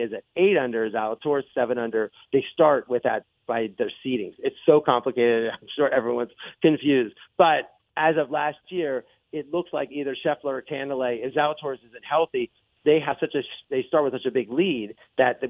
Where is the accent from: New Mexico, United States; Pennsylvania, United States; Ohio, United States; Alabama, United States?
Pennsylvania, United States; Altoona; my hometown, Altoona, is right next to Hollidaysburg